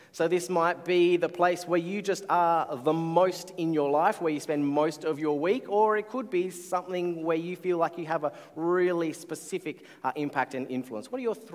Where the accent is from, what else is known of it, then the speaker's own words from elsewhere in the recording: Canberra, Australian Capital Territory, Australia; I grew up in Canberra, far away from beaches.